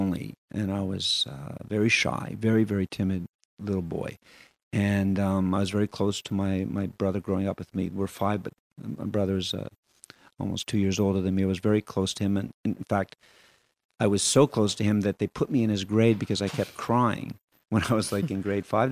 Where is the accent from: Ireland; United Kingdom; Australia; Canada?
Canada; Montreal, Quebec; also born or lived in Barcelona; I'm also really proud of being a Quebecer. I'm really proud, you know, that I can speak French and that my wife's French Canadian and I was born here and in Montreal